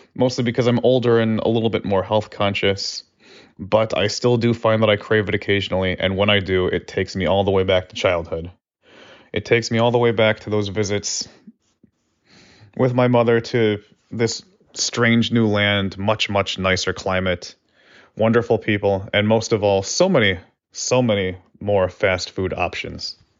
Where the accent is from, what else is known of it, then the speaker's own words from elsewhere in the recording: Buffalo, New York, United States; I grew up in Buffalo, New York